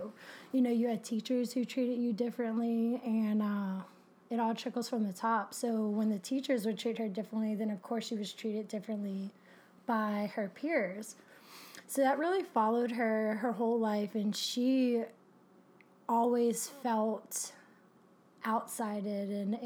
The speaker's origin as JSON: {"language": "English", "town": "Kenner", "region": "Louisiana", "country": "United States", "tie": "born or raised there", "also_born_or_lived": "Sulphur, Louisiana", "said": "I describe myself as Louisiana bound. You know, I grew up in Kenner, which is like a greater New Orleans area."}